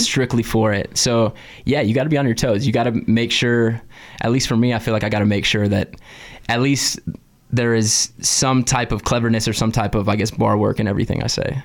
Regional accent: California, United States; moved away; I'm from California originally

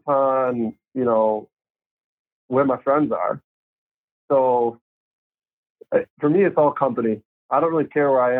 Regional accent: Wisconsin, United States; also born or lived in Oconomowoc, Wisconsin; now in Dubuque, United States; Winger, Wisconsin. So it's like 45 minutes northwest.

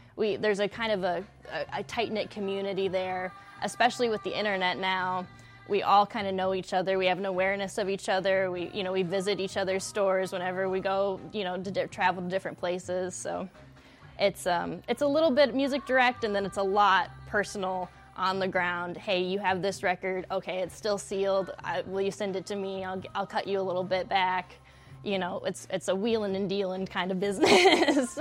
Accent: West Texas, United States; also born or lived in Flint, Michigan; now in Lansing, United States; I'm from West Texas.

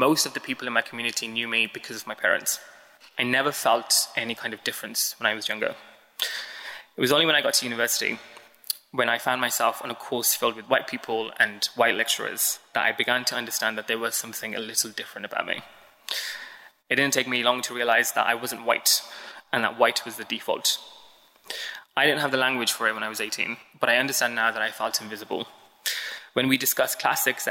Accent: Birmingham, West Midlands, United Kingdom; moved away as an adult; now in London, United Kingdom; As a child growing up in Alum Rock, which is about 10 minutes east of the city centre in Birmingham

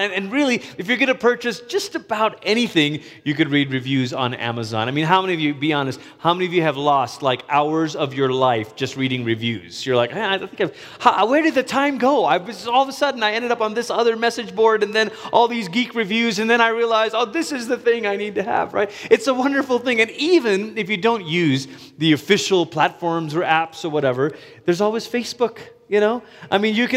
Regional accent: United States; me, a Malaysian American

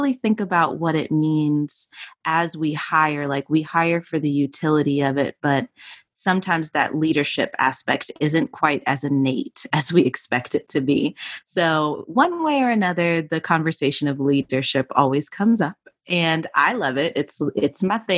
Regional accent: Atlanta, Georgia, United States; my hometown is good old Atlanta, Georgia.

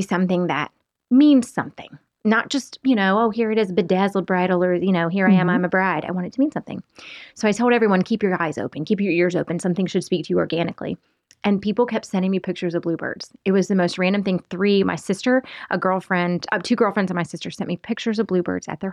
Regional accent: the South, United States; I'm from the South

